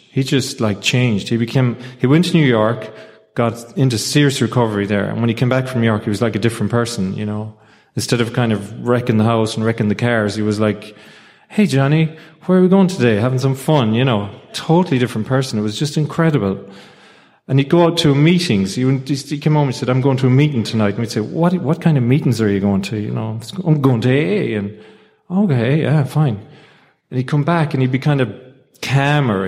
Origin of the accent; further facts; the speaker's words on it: Ireland; I'm from Ireland